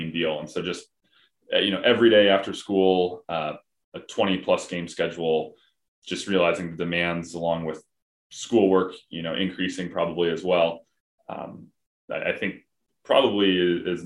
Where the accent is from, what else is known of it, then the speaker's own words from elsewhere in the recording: Gig Harbor, Washington, United States; also born or lived in Spokane, Washington; I grew up in Gig Harbor, Washington, played for the Gig Harbor Tides, baseball and basketball